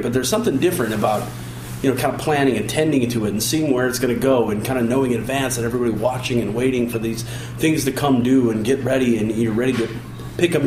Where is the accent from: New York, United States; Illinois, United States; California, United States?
Illinois, United States; Chicago; I grew up in Chicago.